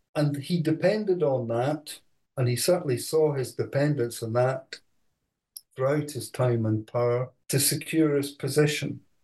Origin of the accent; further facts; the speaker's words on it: Edinburgh, Scotland, United Kingdom; also born or lived in Aberdeen; I was born uh, in Edinburgh, went to, to school there, and then uh, went to Edinburgh University